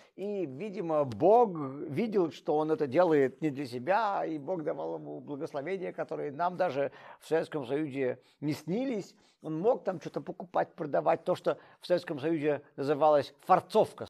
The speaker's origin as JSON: {"language": "Russian", "country": "Russia", "also_born_or_lived": "Saint Petersburg (Leningrad) / New York", "moved": "yes", "said": "я из России"}